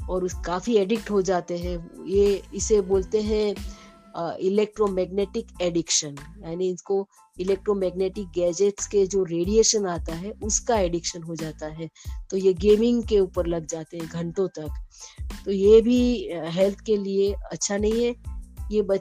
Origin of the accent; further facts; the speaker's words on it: Mumbai, Maharashtra, India; मैं मुंबई से हूँ